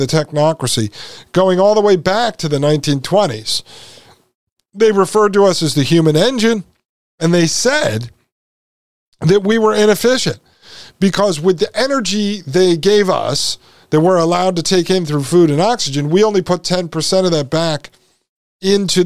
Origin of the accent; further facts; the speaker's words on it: Connecticut, United States; I was born and raised in Connecticut